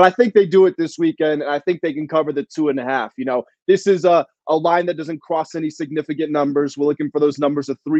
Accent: Washington, D.C. area, United States; born or raised there; moved away

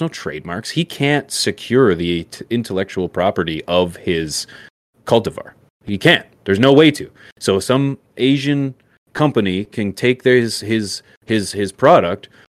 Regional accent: Canada; I'm Canadian

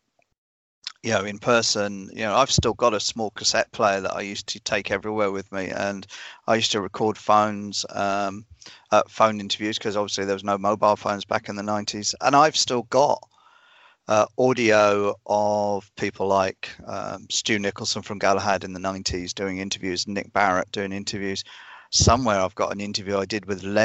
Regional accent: United Kingdom; moved away as an adult; now in New Zealand; The UK is not the country anymore that I grew up in.

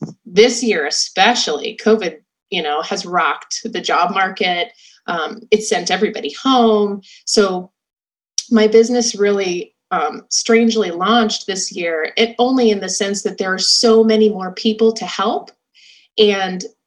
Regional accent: California, United States; also born or lived in Ohio; I grew up in California, and my parents had a small business in pharmaceutical recruiting

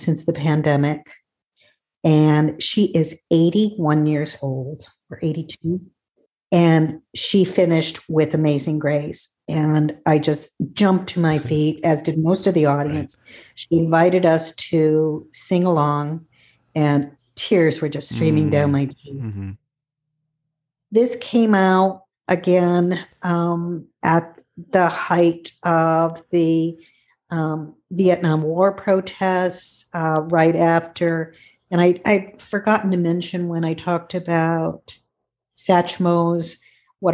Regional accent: Cleveland, Ohio, United States; I was born and raised in Ohio. I'm born in Cleveland and raised right outside of Cleveland

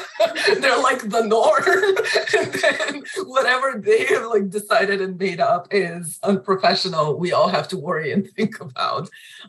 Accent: Bulgaria; accent: Bulgarian; English is a second language; now in United States; When I first came to the US, obviously my accent was different. It was a little thicker, like a little more Bulgarian sounding.

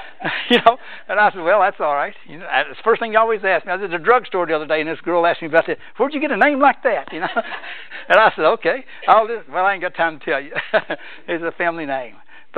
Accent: Rockcastle County, Kentucky, United States; also born or lived in DeCourcy, Kenton County, Kentucky; But we moved back to Mount Vernon, back in Rockcastle County, in the county. We didn't live in town. We lived in the country.

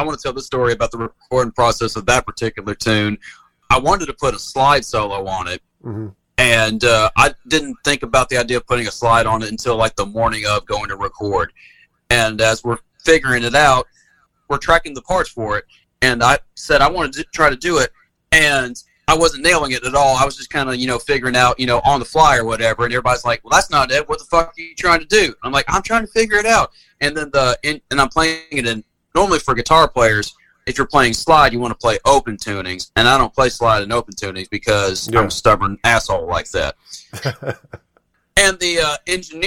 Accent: Nutbush, Tennessee, United States; now in Charlotte, United States; I'm a hick from Nutbush, Tennessee

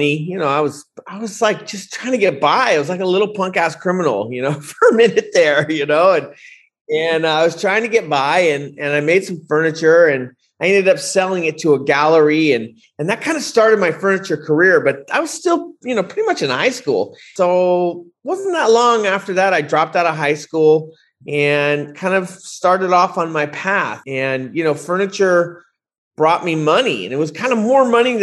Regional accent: Bay Area, California, United States; when I was growing up, you know, I grew up in the Bay Area

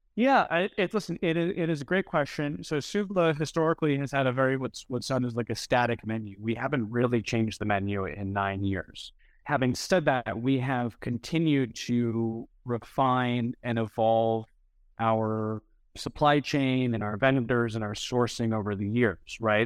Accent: New England, United States; now in San Francisco, United States; I'm originally from New England

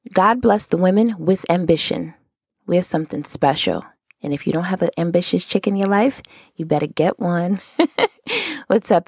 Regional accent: Rochester, New York, United States; moved away as an adult; now in Atlanta, United States; I'm from Rochester, which is upstate, but I lived downstate before I came to Atlanta

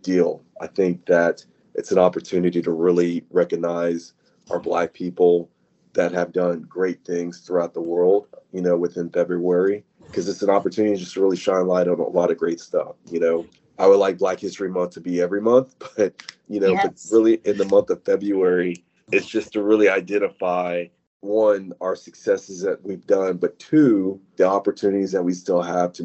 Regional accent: Austin, Texas, United States; also born or lived in Houston, Texas / New Mexico; work in my hometown, Austin, Texas

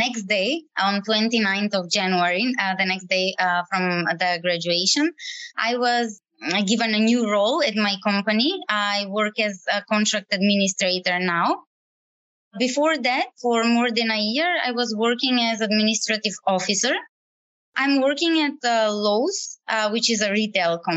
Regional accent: North Macedonia; moved away as an adult; now in Sydney, Australia; I'm from Macedonia. I came to Australia 2.5 years ago

